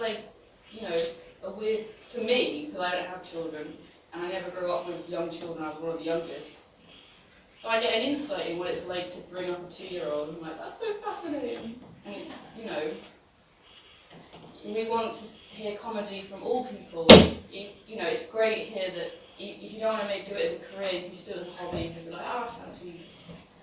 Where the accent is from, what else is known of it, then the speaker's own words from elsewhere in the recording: England, United Kingdom; now in Berlin, Germany; I'm English